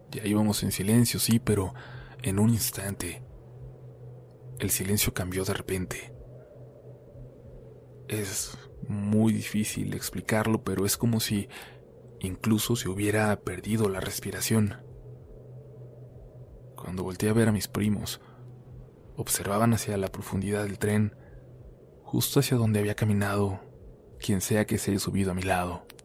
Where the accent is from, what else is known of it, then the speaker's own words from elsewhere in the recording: Aguascalientes, Mexico; also born or lived in Mexico City; aunque somos también de la Ciudad de México, vivimos desde pequeños en Aguascalientes.